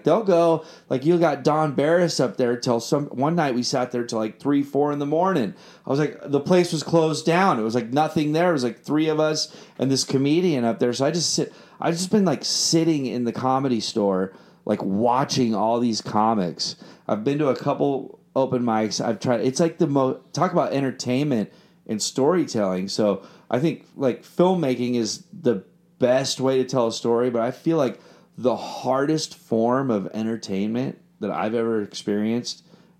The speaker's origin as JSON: {"language": "English", "region": "London", "country": "United Kingdom", "said": "I was like, \"I'm from London. We just love American music, and we just do this.\""}